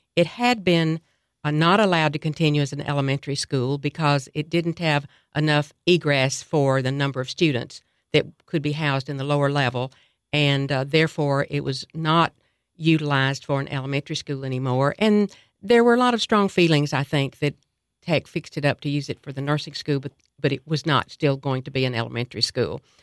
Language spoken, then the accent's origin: English; Cookeville, Tennessee, United States; I was raised in Tennessee and in Cookville, particularly middle school, high school